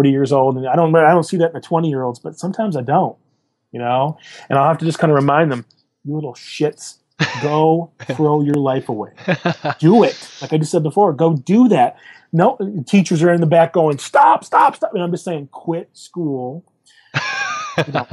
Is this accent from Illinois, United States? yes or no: no; Michigan, United States; now in Portland, United States; I'm from Michigan